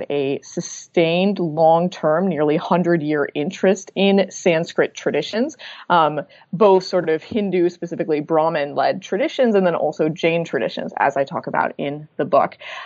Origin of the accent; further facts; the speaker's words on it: Midwest, United States; an American born and raised in the Midwest